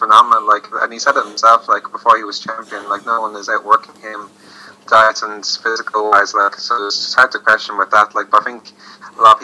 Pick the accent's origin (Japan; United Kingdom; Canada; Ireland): Ireland; as an Irishman